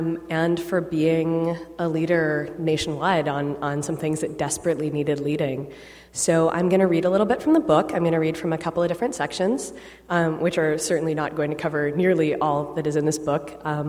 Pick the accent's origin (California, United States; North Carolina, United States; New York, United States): New York, United States; New York City; my hometown of New York City.